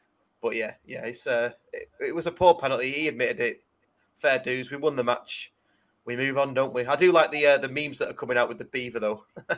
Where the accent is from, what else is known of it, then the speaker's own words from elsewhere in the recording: Brinnington, North West England, United Kingdom; also born or lived in Bredbury; I'm not from Brinny. Back. I'm from Shoreath, Bridgehall, then Brinny, then Bredbury.